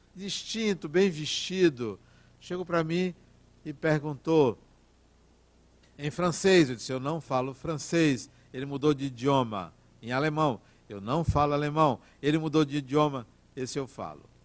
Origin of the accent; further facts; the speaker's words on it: Brazil; Eu sou brasileiro